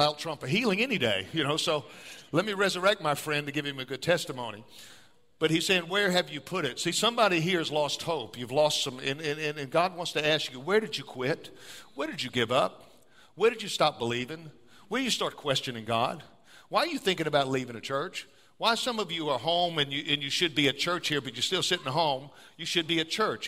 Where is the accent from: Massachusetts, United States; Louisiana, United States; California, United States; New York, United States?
Louisiana, United States; New Orleans; now in Elk Grove, United States; I'm from South Louisiana. I'm from New Orleans area. I was born in New Orleans. So jazz music. We grow up dancing.